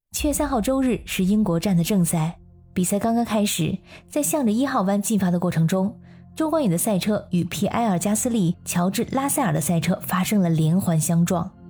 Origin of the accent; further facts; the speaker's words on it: China; 按照我们中国人的老话，那可是必有后福。